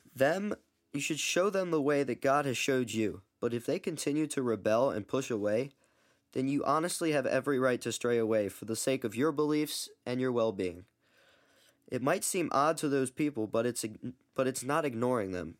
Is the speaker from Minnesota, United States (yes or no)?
no; Baltimore, Maryland, United States; I'm nineteen years old, and I'm from Baltimore, Maryland.